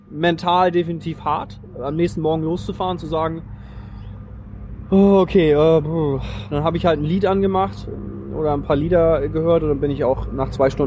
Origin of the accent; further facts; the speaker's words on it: Flensburg, Schleswig-Holstein, Germany; ich komme aus Schleswig-Holstein, aus Flensburg.